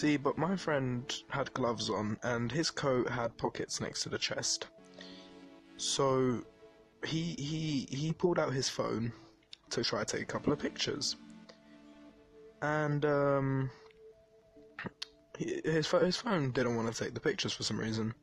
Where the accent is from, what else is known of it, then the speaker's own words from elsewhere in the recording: London, United Kingdom; I'm from East London, to be exact. I'm from Bow Road.